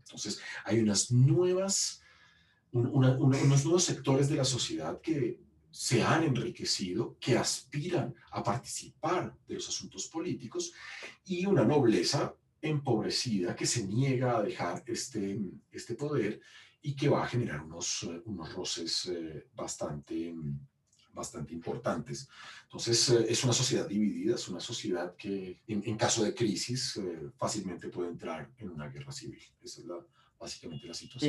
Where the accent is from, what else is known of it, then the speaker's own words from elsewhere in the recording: Colombia; moved away; soy un historiador colombiano que se formó en la Universidad